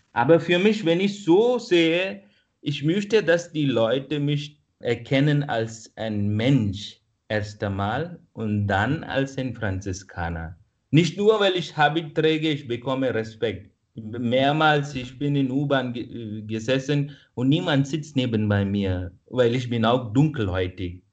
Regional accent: India; first language Kannada; German is a second language; moved away as an adult; now in Vienna, Austria; dass ich von Indien komme. Jetzt bin ich in Österreich

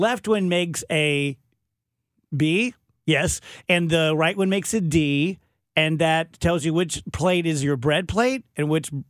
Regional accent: South Texas, United States; I'm from South Texas, dude.

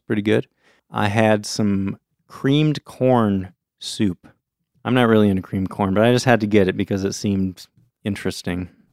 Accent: United States; as an American kid

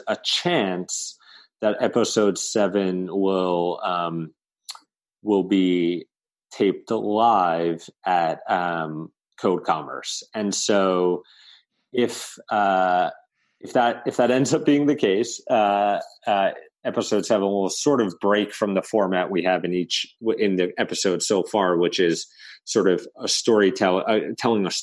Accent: New York City, New York, United States; my hometown of Staten Island, New York

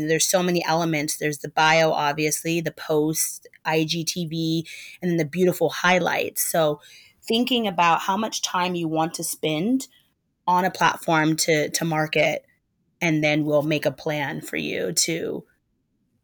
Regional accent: Portland, Oregon, United States; moved away as an adult; now in Brooklyn, United States; Born and raised in Portland, Oregon, but I've lived in Brooklyn, New York for the last 12 years

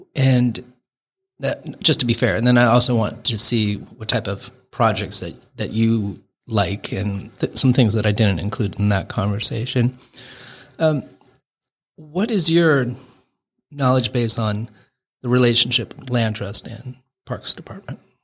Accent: Seattle, Washington, United States; now in Bainbridge Island, United States; close to Seattle where I, um, pretty much grew up and lived for a long, long time

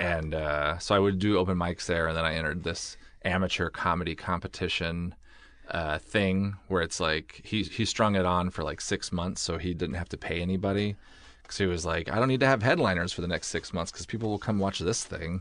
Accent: Oregon, United States; moved away as an adult; also born or lived in Pullman, Washington; I grew up in Oregon

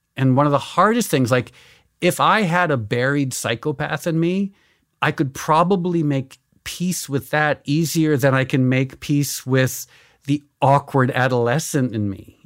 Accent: Connecticut, United States; born or raised there; also born or lived in New York

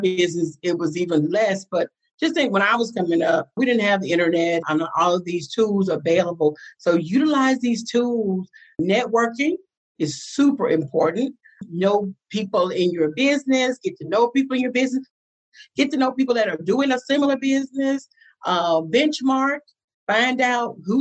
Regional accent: Atlanta, Georgia, United States; I was raised in Atlanta. I am a Grady baby

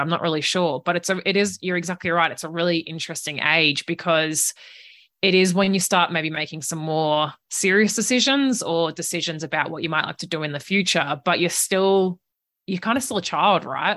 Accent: regional Victoria, Australia; accent: Australian; moved away as an adult; also born or lived in Italy; now in New Zealand; home was about two hours north of Melbourne in regional Victoria. So I grew up on a farm there

